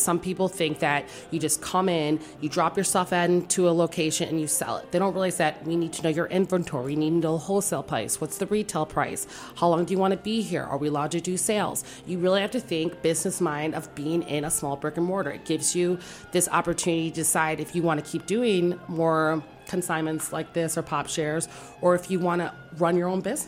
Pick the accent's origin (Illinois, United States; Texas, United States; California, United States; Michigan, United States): Michigan, United States; Detroit; now in Washington, D.C., United States; I'm from Detroit, Michigan.